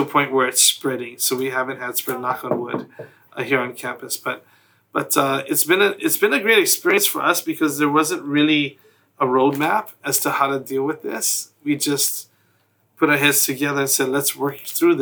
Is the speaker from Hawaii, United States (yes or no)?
yes; Hawaii, United States; being born and raised in Hawaii, there are a lot of Hawaiian culture embedded into everything that we